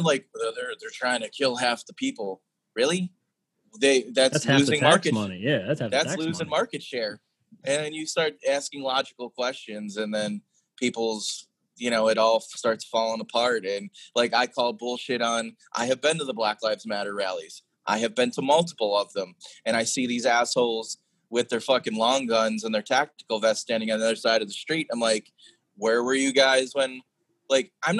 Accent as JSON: {"language": "English", "town": "Chicago", "region": "Illinois", "country": "United States", "also_born_or_lived": "New Orleans", "moved": "yes", "lives_now": "Austin, United States", "said": "I'm from the south side of Chicago. I'm from like the south side. I'm from an Irish Catholic neighborhood, and I went from Chicago to New Orleans to Austin."}